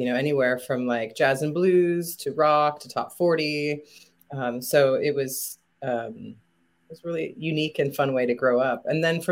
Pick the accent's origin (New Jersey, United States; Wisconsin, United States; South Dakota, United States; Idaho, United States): South Dakota, United States; Rapid City; I grew up in Rapid City, South Dakota